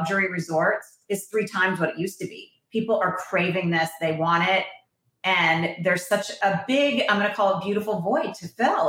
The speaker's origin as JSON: {"language": "English", "region": "Vermont", "country": "United States", "moved": "yes", "lives_now": "California, United States", "said": "I'm from Vermont, so outdoorsy girl since I was a little girl"}